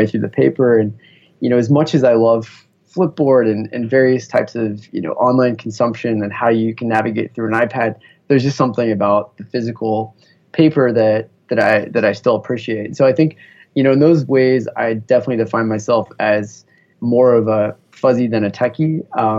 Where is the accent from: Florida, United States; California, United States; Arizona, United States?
California, United States; Bay Area; growing up in the Bay Area in kind of the heart of Silicon Valley